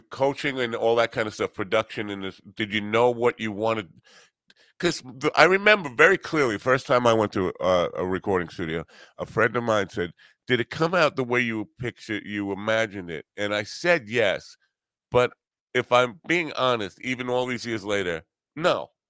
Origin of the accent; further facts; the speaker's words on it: Iowa, United States; and I'm maybe in growing up in Iowa, it's different than the experience